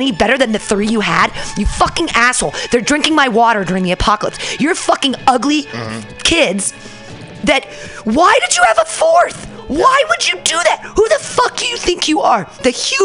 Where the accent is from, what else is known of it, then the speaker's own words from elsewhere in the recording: Danville, California, United States; now in San Francisco, United States; I grew up in Danville with all the rich kids